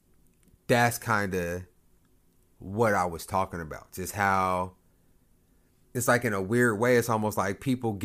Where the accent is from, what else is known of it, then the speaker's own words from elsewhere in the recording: Lawton, Oklahoma, United States; I am from Lawton. Like, I have had mad encounters with Lawton Police Department.